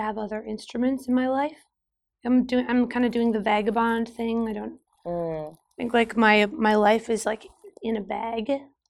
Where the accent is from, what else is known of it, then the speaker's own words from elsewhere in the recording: Utah, United States; growing up in Utah in the desert, being exposed to old cowboy Appalachian music